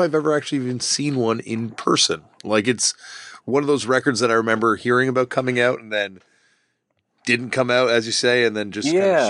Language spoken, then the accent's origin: English; Canada; growing up in Canada, being in such close proximity to Quebec